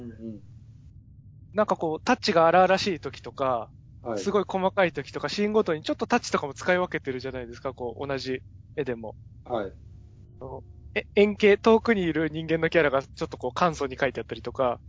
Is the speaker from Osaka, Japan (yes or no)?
no; Ushiku, Ibaraki, Japan; 僕、茨城の牛久で育ったんですけど